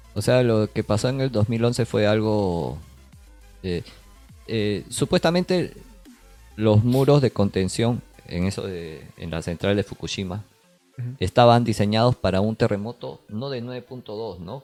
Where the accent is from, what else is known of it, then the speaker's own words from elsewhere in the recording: Peru; now in Japan; Nosotros que somos peruanos, hemos pasado en Perú